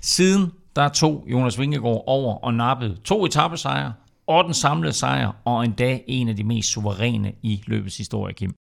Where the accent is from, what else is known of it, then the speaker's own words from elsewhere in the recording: Denmark; vi som danskere